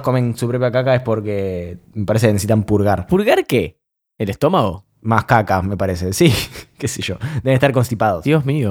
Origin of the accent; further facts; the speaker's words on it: Argentina; orgullo argentino